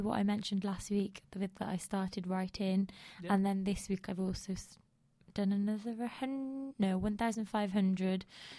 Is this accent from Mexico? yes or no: no; United Kingdom; I think it's that, that thing of being British as well